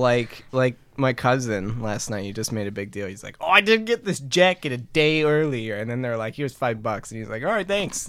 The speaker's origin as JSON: {"language": "English", "town": "Fenton", "region": "Michigan", "country": "United States", "tie": "born or raised there", "said": "smaller businesses around my hometown, which is Fenton"}